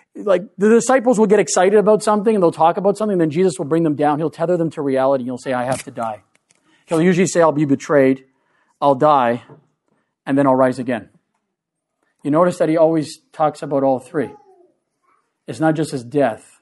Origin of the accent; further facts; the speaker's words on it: Canada; being Canadian